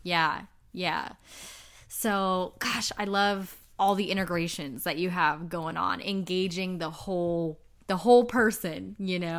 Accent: Inglewood, California, United States; I'm from Inglewood, so mm-hmm. I grew up in the hood

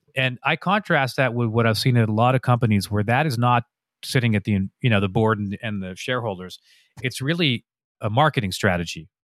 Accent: Canada; I'm a Canadian

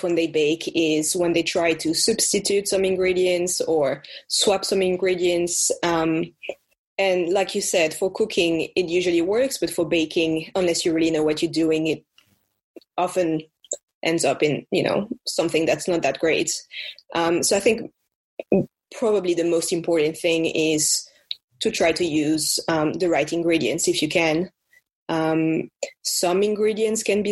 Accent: France; accent: French; as you can tell by my accent

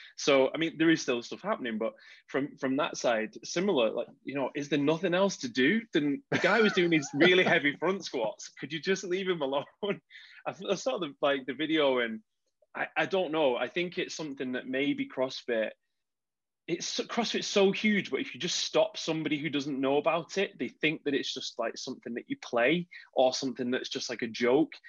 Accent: United Kingdom; we're British

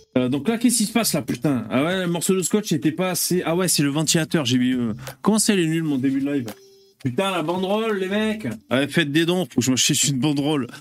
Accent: south of France, France; accent: southern; j'ai l'accent du sud qui remonte.

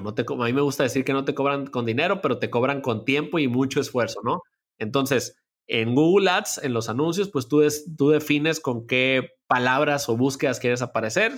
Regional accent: Culiacán, Sinaloa, Mexico; moved away as an adult; also born or lived in Mexico City; me vine acá a Culiacán, de donde estoy actualmente y donde, de donde soy

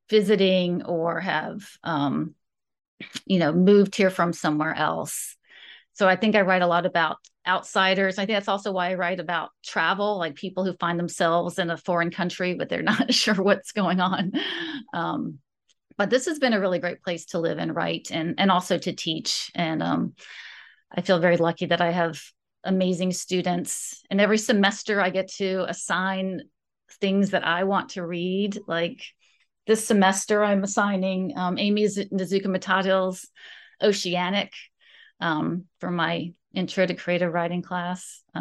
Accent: West Virginia, United States; also born or lived in Florida; I moved around a lot when I was growing up. Um, my um parents met in Florida and I was born there. And then they moved, we moved to West Virginia.

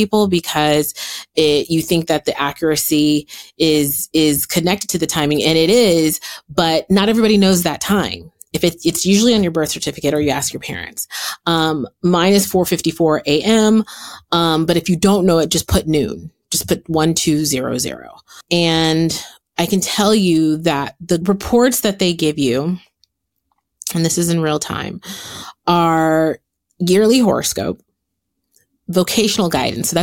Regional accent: San Francisco, California, United States; now in Los Angeles, United States; I was born in San Francisco

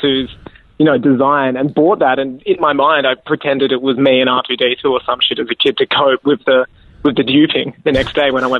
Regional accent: Australia; I'm Australian

